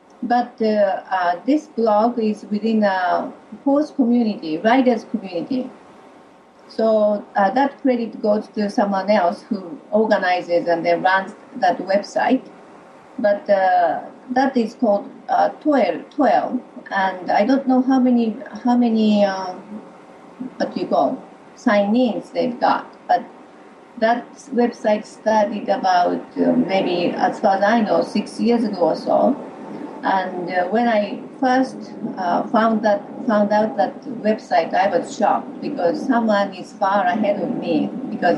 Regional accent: Hiroshima, Japan; now in Tokyo, Japan; I'm originally from Hiroshima Prefecture, which is in the west side of Japan.

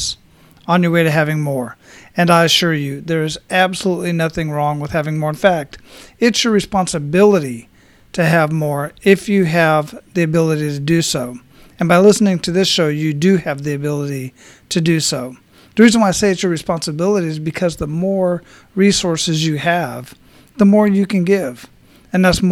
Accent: Phoenix, Arizona, United States; from Arizona, from Phoenix, where I grew up

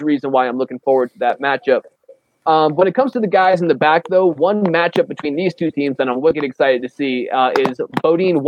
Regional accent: Boston, Massachusetts, United States; from my hometown

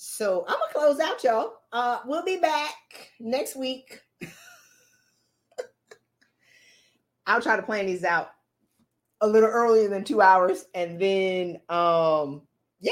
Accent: the South, United States; moved away; my family gets out of the South

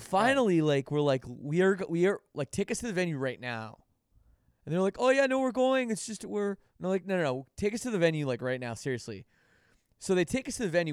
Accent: Canada; being from Canada

